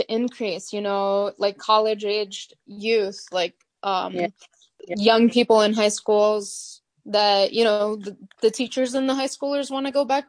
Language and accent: English; Sullivan County, New York, United States; I grew up in Sullivan County as well